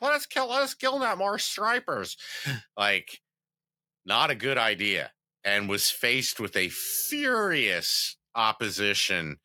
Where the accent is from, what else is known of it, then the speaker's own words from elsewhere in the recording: the South, United States; I'm from the South